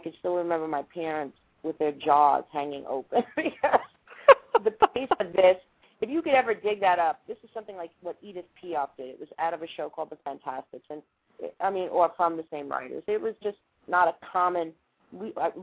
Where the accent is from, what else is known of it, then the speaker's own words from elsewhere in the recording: Baldwin, New York, United States; also born or lived in Manhattan, New York / Freeport, New York; I was born in Manhattan. I was raised in Long Island.